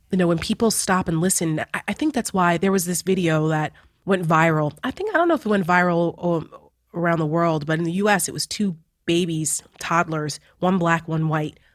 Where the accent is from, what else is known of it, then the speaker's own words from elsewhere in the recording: New Jersey, United States; moved away as an adult; now in Washington, D.C. area, United States; I'm from Jersey